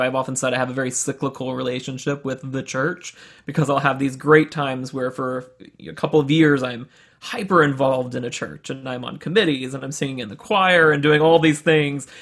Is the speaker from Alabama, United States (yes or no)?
yes; Birmingham, Alabama, United States; was born and raised in Birmingham, Alabama, in a very, uh, conservative Southern Baptist home